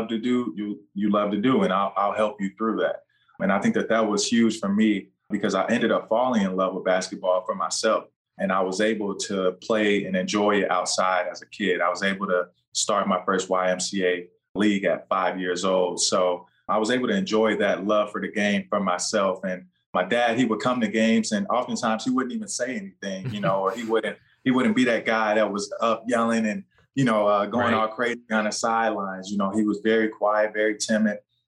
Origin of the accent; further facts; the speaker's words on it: Schererville, Indiana, United States; also born or lived in Gary, Indiana; I went to high school in Indiana here at Lake Central High School up in Schererville, St. John, Indiana